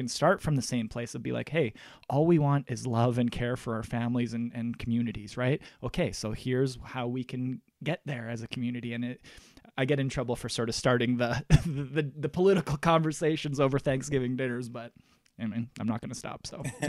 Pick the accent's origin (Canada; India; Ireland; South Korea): Canada; Russell, Manitoba; I get in a little bit of trouble when I go home, because I'm from Russell, Manitoba, and sometimes the conversations can be small town-ish